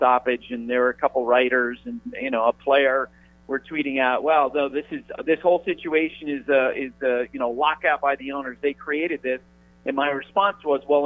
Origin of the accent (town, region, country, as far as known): Randolph Center, Vermont, United States; moved away